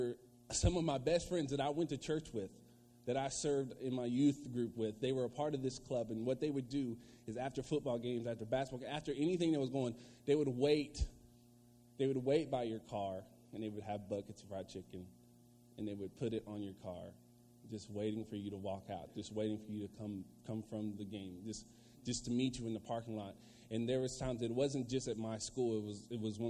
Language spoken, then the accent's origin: English; Virginia, United States; I'm from Virginia